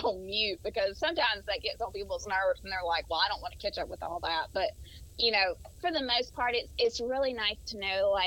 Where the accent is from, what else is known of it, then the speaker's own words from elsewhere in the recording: Mobile, Alabama, United States; accent: southern; moved away as an adult; now in Tennessee, United States; I'm from Mobile, so I'm from the coast, and so my accent is pretty deep.